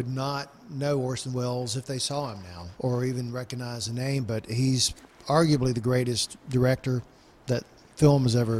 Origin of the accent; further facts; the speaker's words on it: Upper Cleveland County, North Carolina, United States; I hail from Upper Cleveland County.